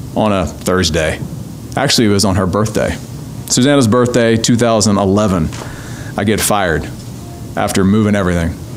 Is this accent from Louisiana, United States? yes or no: yes; North Louisiana, United States; grew up in North Louisiana, um, and small town